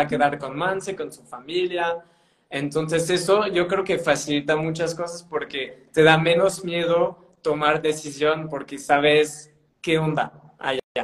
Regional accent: northern France, France; Spanish is a second language; moved away as an adult; also born or lived in Spain; now in Mexico; allá en mi provincia, eh, que es en el norte de Francia, o sea, casi Inglaterra

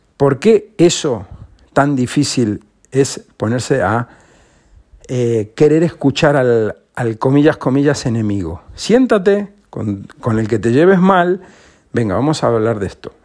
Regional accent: Spain

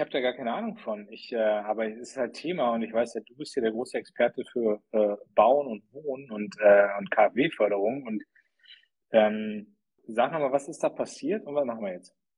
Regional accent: Germany; wir als Deutsche

